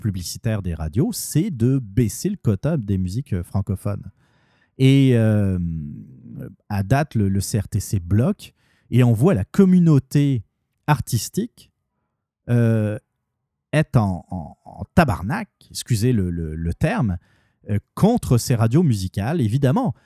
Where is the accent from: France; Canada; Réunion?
Canada; en tant que Canadien